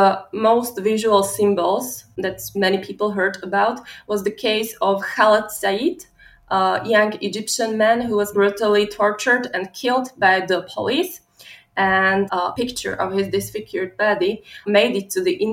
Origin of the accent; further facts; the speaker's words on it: Slovakia; I come from Slovakia